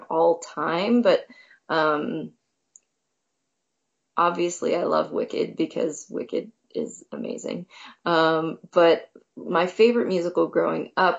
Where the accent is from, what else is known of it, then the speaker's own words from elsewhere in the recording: Irwin, Pennsylvania, United States; So I grew up just outside of Pittsburgh in a town called Irwin, / North Huntington.